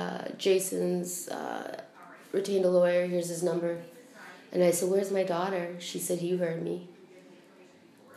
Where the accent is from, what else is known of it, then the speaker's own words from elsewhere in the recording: Alberta, Canada; now in Prince Edward Island, Canada; I'm from Alberta, originally.